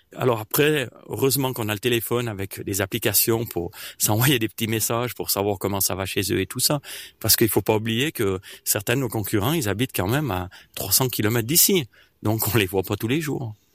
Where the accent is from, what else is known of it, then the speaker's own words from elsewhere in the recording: Martigny, Valais, Switzerland; je viens de Martigny.